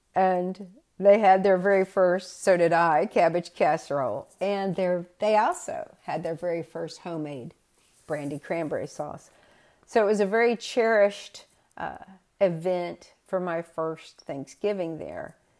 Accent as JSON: {"language": "English", "region": "the South", "country": "United States", "also_born_or_lived": "New Bedford, Massachusetts", "moved": "as an adult", "said": "being a Southerner"}